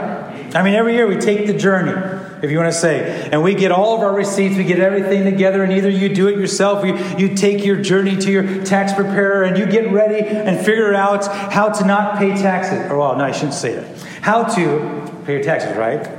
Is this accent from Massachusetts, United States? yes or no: no; Lindsay, California, United States; If I had to go back to my hometown for that, I would have to be going to Lindsay, California, where I was born.